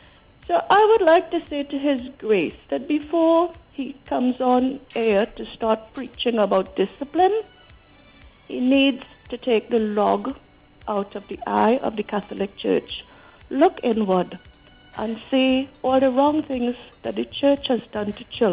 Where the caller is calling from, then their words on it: United Kingdom; moved away; also born or lived in Trinidad and Tobago; I am calling from the UK.